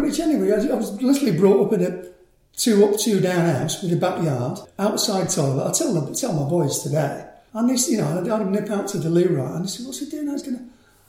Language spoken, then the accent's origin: English; Manchester, North West England, United Kingdom; She came over in the 50s to work as a nurse in Manchester. Met my dad, who was an engineer and fitter at ICI. And I popped out in around about 1955 sometime, you know. Good Catholic upbringing